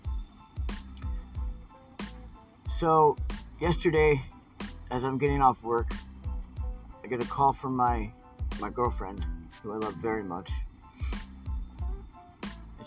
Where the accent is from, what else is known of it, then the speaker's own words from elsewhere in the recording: Portland, Oregon, United States; I grew up in Portland, Oregon.